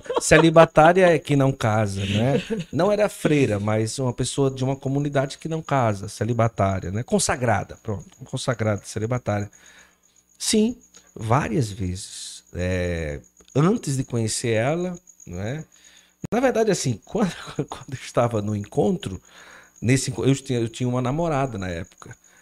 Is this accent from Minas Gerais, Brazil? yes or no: no; Cariri region, Ceará, Brazil; also born or lived in Recife, Pernambuco; Eu sou de Recife, cheguei aqui na região do Cariri, eu tinha seis para sete anos